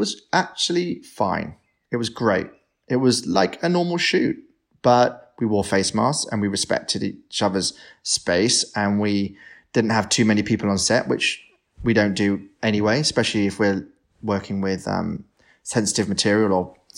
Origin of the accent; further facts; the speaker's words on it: Devon, South West England, United Kingdom; now in London, United Kingdom; When I was growing up in Devon